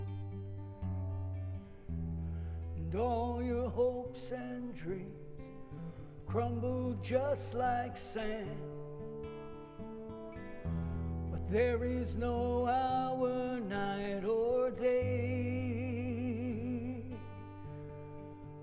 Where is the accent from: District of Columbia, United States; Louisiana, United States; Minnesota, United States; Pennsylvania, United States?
Pennsylvania, United States; Philadelphia; moved away as an adult; also born or lived in Brooklyn, New York; I'm from Philadelphia. I was born and raised there.